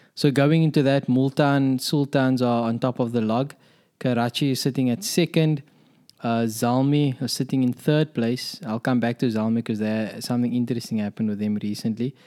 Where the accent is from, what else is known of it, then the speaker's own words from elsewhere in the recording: South Africa; as a South African